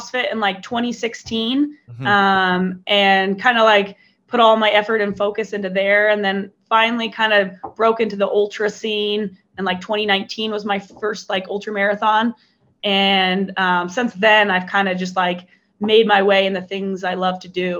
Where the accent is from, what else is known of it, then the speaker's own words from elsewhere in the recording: Iowa, United States; I grew up born and raised in Iowa